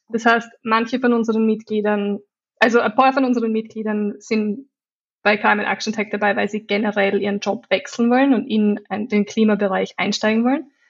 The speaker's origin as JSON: {"language": "German", "country": "Austria", "accent": "Austrian", "moved": "yes", "lives_now": "London, United Kingdom", "said": "ich komme ursprünglich aus Österreich, daher der österreichische Akzent."}